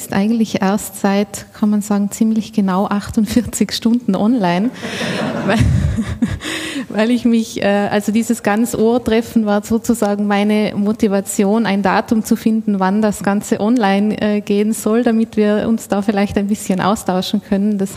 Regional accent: Austria; Ich komme aus Österreich. Äh, wohnhaft bin ich in Innsbruck, also mitten aus den Bergen.

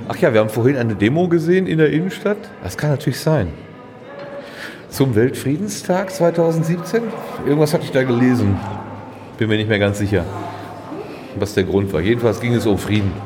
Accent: Sauerland, North Rhine-Westphalia, Germany; Ich komme ja wenigstens noch aus dem Land der tausend Berge, dem Sauerland

